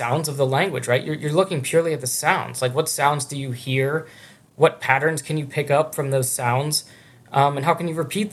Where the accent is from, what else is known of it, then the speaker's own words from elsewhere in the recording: Pittsburgh, Pennsylvania, United States; moved away as an adult; also born or lived in Hamburg, Germany / Michigan; Carnegie Mellon, which is actually in my hometown of Pittsburgh